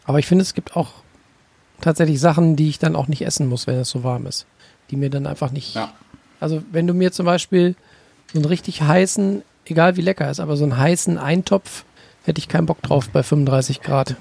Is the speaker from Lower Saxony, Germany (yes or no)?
yes; Lower Saxony, Germany; bei uns in Niedersachsen